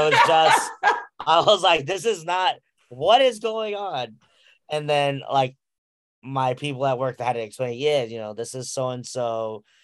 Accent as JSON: {"language": "English", "region": "Central New Jersey", "country": "United States", "said": "I'm from Central Jersey"}